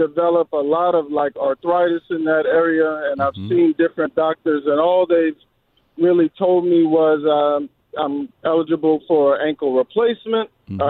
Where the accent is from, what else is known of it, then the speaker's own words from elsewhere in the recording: near New Orleans, Louisiana, United States; I grew up in Louisiana, a little town right outside of New Orleans.